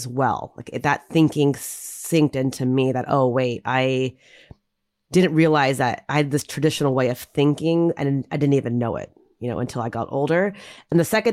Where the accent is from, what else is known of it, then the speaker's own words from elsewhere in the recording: United States; growing up and being an Indian American girl